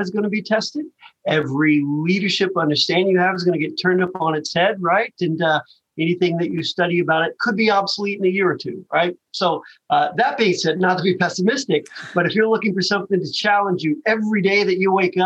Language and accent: English; Western Kentucky, United States; I grew up in Western Kentucky, right? So really, really small towns in Western Kentucky